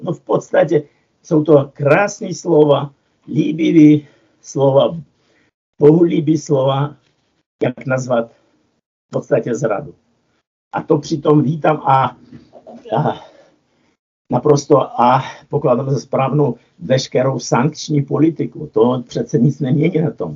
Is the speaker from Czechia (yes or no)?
no; Kyiv, Ukraine; moved away; já, který jsem se narodil v Kijevě